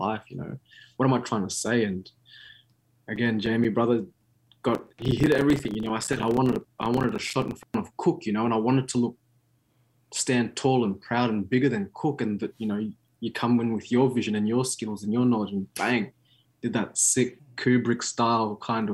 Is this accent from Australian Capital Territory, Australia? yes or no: yes; Canberra, Australian Capital Territory, Australia; moved away as an adult; I'm kind of in Canberra